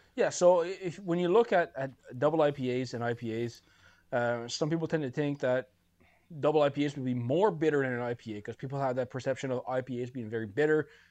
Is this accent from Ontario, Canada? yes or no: no; Bathurst, New Brunswick, Canada; growing up in Bathurst